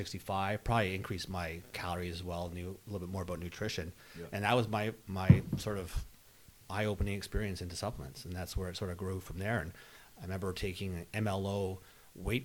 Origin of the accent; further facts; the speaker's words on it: Toronto, Ontario, Canada; also born or lived in Hamilton, Ontario; I grew up in Toronto, Bayview Shepherd